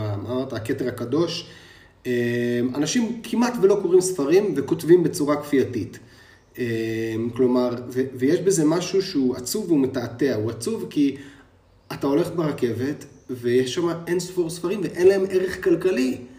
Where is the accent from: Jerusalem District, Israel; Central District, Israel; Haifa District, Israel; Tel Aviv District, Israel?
Jerusalem District, Israel; Jerusalem; born or raised there